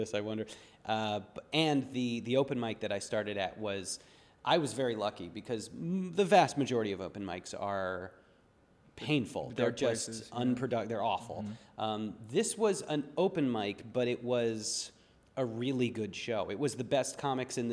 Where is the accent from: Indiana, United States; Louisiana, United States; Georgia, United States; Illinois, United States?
Illinois, United States; Deerfield; also born or lived in Baltimore, Maryland / Denver, Colorado; now in Los Angeles, United States; I was born in Baltimore. I grew up in the North Shore suburbs of Chicago, a place called Deerfield.